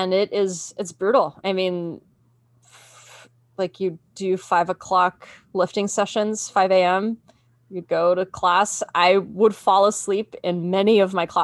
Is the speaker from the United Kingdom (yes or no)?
no; Australia; moved away as an adult; now in United States; I grew up in Australia